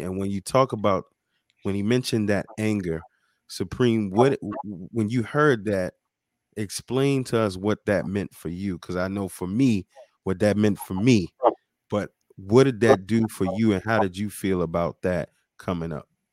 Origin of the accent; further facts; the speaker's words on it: New York, United States; now in Baltimore, United States; me being from New York as well